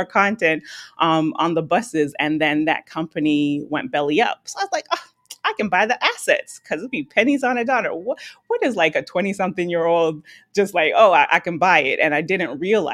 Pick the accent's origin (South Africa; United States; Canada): Canada; Toronto, Ontario; I'm Canadian, dual citizenship, but I'm born in Toronto, Canada